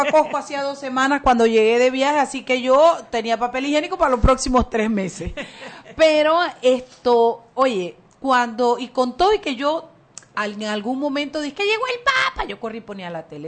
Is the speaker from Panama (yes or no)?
yes; Panama; nos unió como panameños